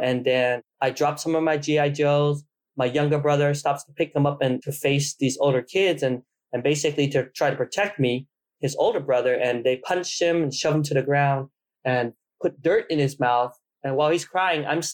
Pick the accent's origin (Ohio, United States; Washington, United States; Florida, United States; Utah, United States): Utah, United States; Provo; also born or lived in Vietnam; I was born in Vietnam and we came to the United States before we lost our country, right before we lost our country, and we settled in Provo, Utah. I grew up in Provo, Utah